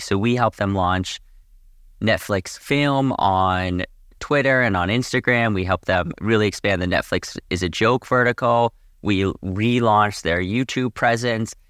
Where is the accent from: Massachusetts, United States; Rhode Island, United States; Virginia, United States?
Massachusetts, United States; Boston; moved away as an adult; also born or lived in Boulder, Colorado; now in Southern California, United States; I grew up in Boston, and I come from a big skiing family.